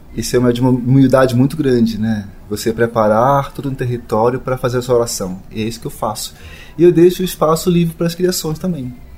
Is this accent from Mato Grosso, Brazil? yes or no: no; Belém, Pará, Brazil; moved away; also born or lived in São Paulo; de Belém, de onde eu nasci